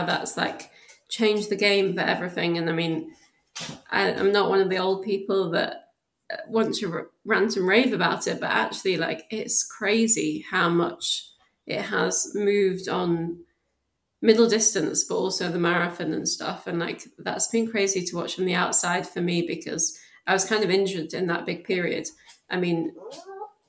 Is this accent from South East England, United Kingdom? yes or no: no; South Shields, North East England, United Kingdom; moved away as an adult; also born or lived in Newcastle; now in Birmingham, United Kingdom; I actually lived in South Shields, so it was kind of outside of Newcastle, but I went to school in Newcastle and was born there